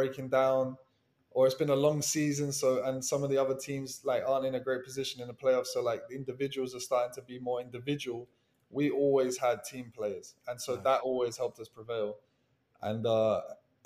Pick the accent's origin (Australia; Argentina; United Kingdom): United Kingdom; England; moved away as an adult; now in Miami, United States; as an Englishman